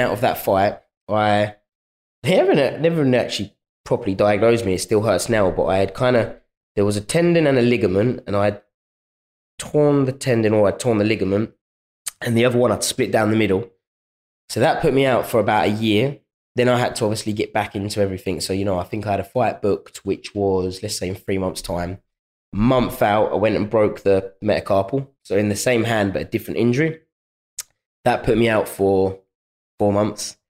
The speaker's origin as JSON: {"language": "English", "region": "London", "country": "United Kingdom", "tie": "born or raised there", "said": "my hometown"}